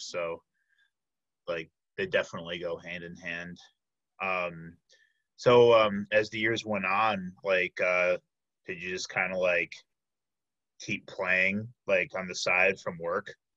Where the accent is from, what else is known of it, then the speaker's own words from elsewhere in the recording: Chicago, Illinois, United States; moved away as an adult; now in Milwaukee, United States; I am originally from the Chicago area, but I came up here